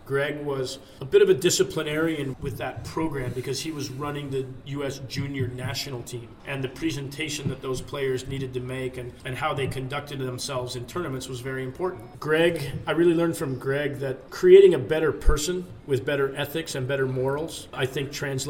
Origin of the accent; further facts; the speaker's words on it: just south of San Francisco, Northern California, United States; I grew up in Northern California, just south of San Francisco.